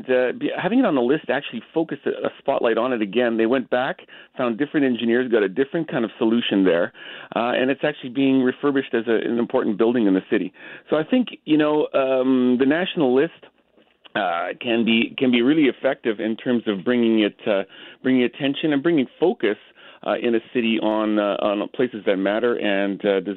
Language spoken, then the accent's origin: English; Edmonton, Alberta, Canada; in Edmonton, my hometown.